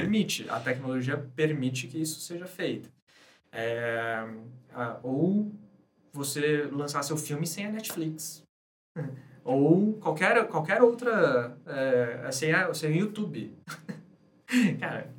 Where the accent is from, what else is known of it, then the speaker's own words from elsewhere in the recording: Brazil; sendo brasileiro